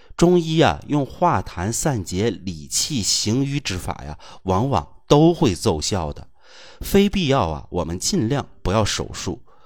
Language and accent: Chinese; China; 我们中国人的语言呐，其实是有学问的